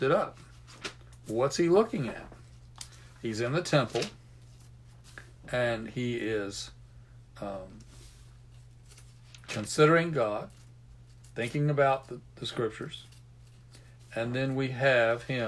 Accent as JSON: {"language": "English", "country": "United States", "tie": "born or raised there", "said": "I grew up near Chesapeake Bay"}